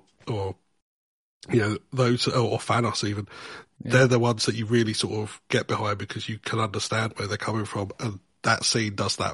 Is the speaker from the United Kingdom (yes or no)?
yes; United Kingdom; I'm British